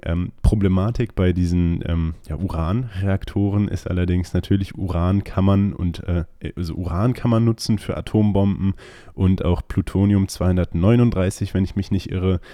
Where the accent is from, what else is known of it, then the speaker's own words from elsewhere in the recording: Germany; wir als Deutsche